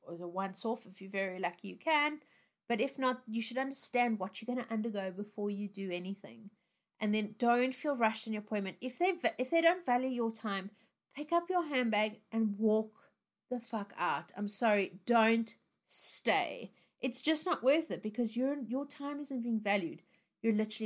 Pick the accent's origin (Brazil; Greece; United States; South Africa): South Africa; moved away; growing up in South Africa, I spent a lot of time in the sun as a little kid